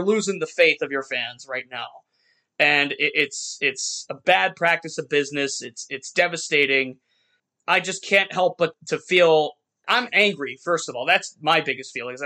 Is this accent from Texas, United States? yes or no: no; Youngstown, Ohio, United States; I grew up here in Youngstown where I'm sitting right now